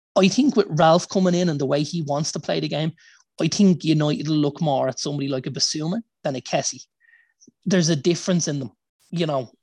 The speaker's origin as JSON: {"language": "English", "country": "Ireland", "said": "as Irish fans"}